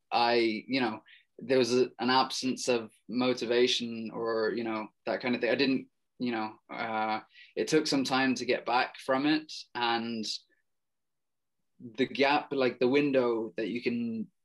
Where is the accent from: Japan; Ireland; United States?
Ireland; there was the cultural thing um, with regards to like being Irish and all